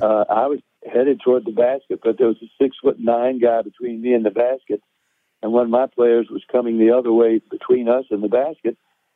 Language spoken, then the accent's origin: English; Tennessee, United States; I am a Tennessee boy.